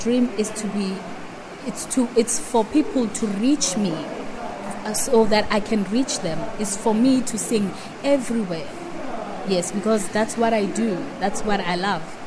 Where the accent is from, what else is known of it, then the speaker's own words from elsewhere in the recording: Limpopo, South Africa; moved away as an adult; also born or lived in Pretoria; I'm from Limpopo originally. Uh, I grew up in Limpopo. I went to school in Limpopo